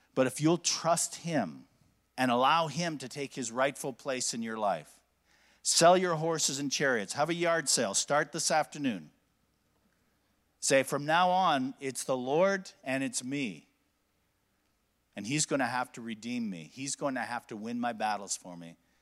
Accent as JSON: {"language": "English", "region": "Alberta", "country": "Canada", "said": "I'm from Alberta."}